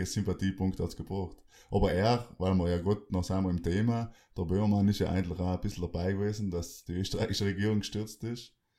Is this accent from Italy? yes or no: yes; South Tyrol, Trentino-Alto Adige, Italy; bei uns in Südtirol